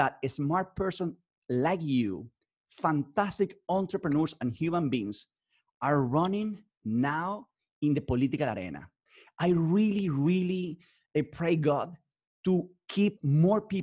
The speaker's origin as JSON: {"language": "English", "country": "Venezuela", "moved": "yes", "said": "I came from Venezuela"}